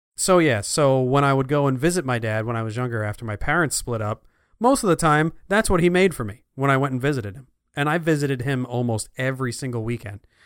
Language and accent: English; Clifton, New Jersey, United States; when I was growing up in Clifton, New Jersey